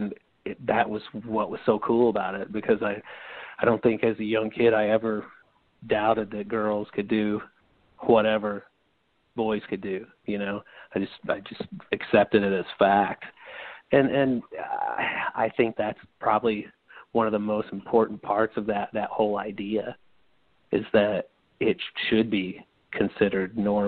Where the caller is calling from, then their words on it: St. Louis, Missouri, United States; from St. Louis, Missouri.